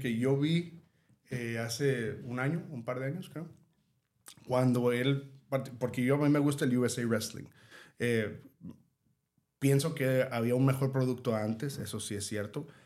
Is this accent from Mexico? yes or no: yes; Mexico; nosotros como mexicanos